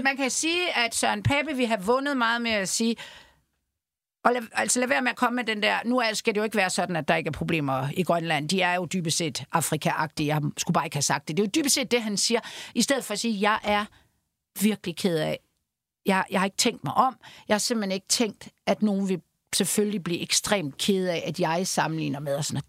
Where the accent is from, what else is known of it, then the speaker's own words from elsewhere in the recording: Denmark; jeg er jo fra Jylland